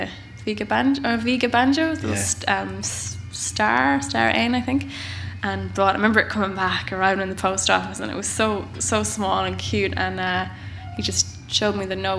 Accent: Boyle, Connacht, Ireland; I grew up in Boyle and Roscommon.

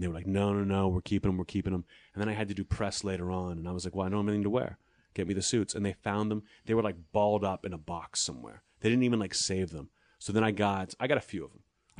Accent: Pittsburgh, Pennsylvania, United States; I'm proud to be from Pittsburgh. But when I go back, they don't even believe that I'm from Pittsburgh. They're like, where's your accent from?

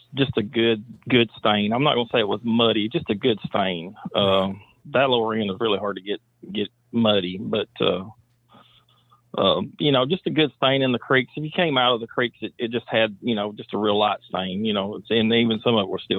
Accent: Center Hill Lake, Tennessee, United States; I grew up on Center Hill Lake

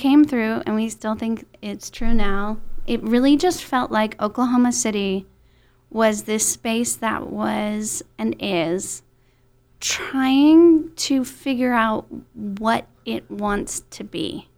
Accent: Netherlands; also born or lived in Texas, United States; And then when I was 13, I moved to Holland and went to high school in Holland.

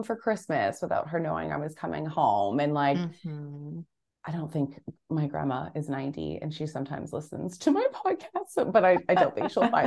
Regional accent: Canada; now in Australia; growing up in Canada and then living in Australia

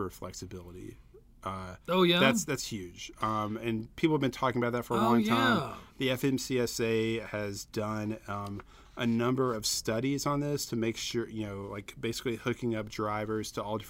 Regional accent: the South, United States; I'm a Southerner

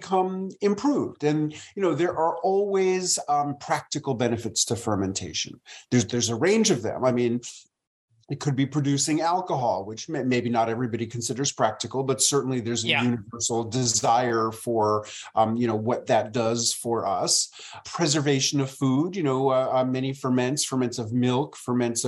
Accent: New York City, New York, United States; moved away as an adult; also born or lived in rural Tennessee; now in Tennessee, United States; I moved from my hometown of New York City to rural Tennessee

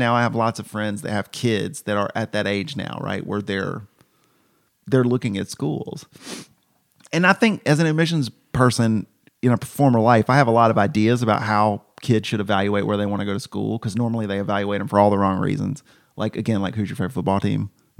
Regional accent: Georgia, United States; Cause I grew up in Middle Georgia

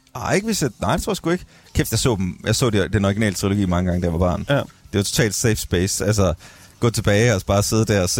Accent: Skive, Central Denmark Region, Denmark; moved away; jeg er jo fra Skive

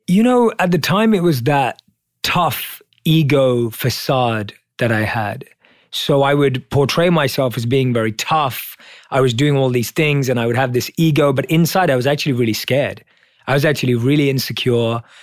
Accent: London, United Kingdom; So I was born and raised in London as a normal Indian kid.

